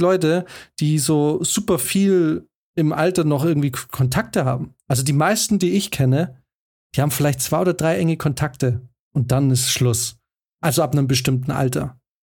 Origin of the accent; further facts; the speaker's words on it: Swabia, Germany; moved away as an adult; wir sind nicht in der Großstadt groß geworden